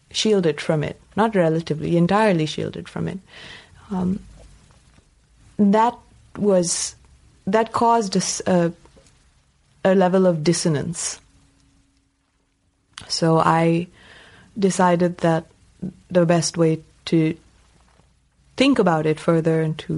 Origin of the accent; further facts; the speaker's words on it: Jammu and Kashmir, India; there was, you know, real violence going on at the time when I was growing up in Kashmir.